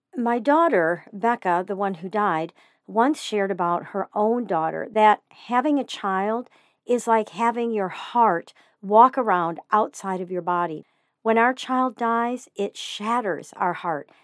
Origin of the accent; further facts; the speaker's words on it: Joplin, Missouri, United States; moved away; I spent a few years growing up in Joplin, Missouri